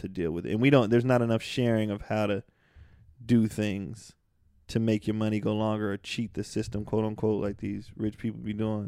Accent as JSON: {"language": "English", "area": "the Bay Area", "region": "California", "country": "United States", "tie": "born or raised there", "moved": "as an adult", "lives_now": "Los Angeles, United States", "said": "I was raised in the Bay."}